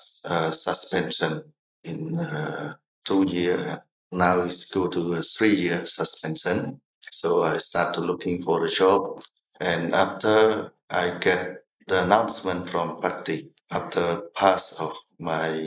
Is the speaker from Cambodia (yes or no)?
yes; Kampong Cham, Cambodia; moved away as an adult; also born or lived in Prey Veng / Phnom Penh; I was born in Kampong Cham province.